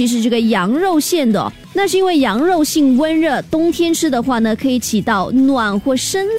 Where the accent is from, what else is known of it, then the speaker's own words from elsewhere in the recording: Singapore; 我们新加坡这边当然吃比较多的就是汤圆，